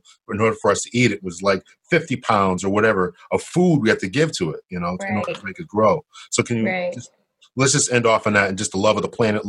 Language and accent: English; Connecticut, United States; I have some roots there too, but I was raised in Connecticut